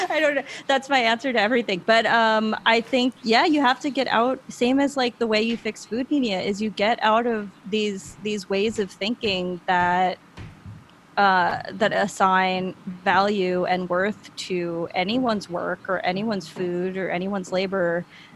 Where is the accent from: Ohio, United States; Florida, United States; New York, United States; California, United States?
New York, United States; Long Island; moved away as an adult; now in San Juan, Puerto Rico; where I grew up on Long Island